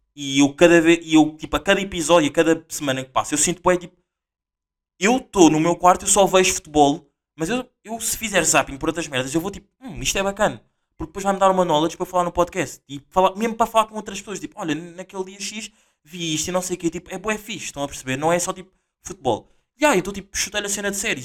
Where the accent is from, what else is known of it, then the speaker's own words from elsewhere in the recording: Portugal; eu também sou português